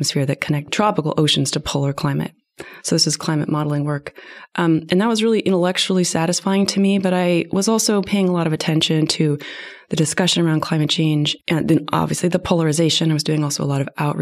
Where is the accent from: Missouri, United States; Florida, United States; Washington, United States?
Washington, United States; Tacoma; I grew up in Tacoma, as I said earlier, in Tacoma, Washington